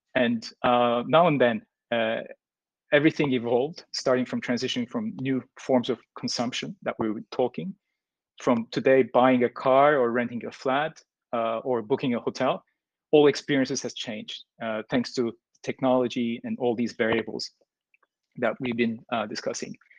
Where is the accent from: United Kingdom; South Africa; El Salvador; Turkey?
Turkey; moved away as an adult; now in Vietnam; I'm from Turkey. Basically, moved into Vietnam six years ago, almost five and a half.